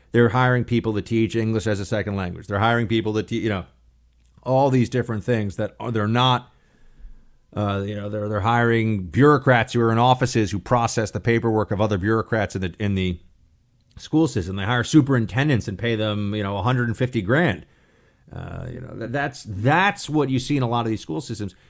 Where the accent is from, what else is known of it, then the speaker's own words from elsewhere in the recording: New York, United States; moved away; think of myself as a New Yorker